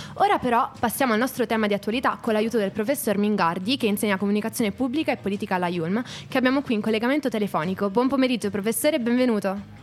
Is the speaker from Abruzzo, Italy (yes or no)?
yes; Abruzzo, Italy; io sono dell'Abruzzo